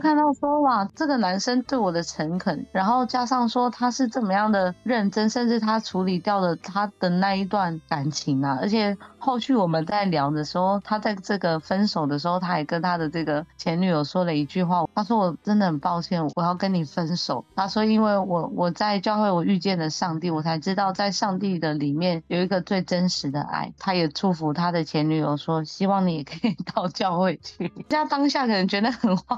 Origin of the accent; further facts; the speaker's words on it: Taitung County, Taiwan; 我也是来自台东的，然后我是台湾卢凯族